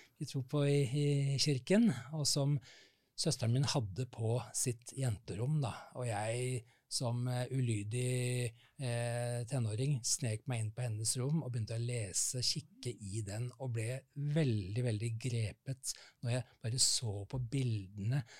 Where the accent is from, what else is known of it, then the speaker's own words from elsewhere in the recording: Oslo, Norway; moved away as an adult; now in Lørenskog, Norway; Jeg er født og oppvokst i Oslo ja. på Bekkelaget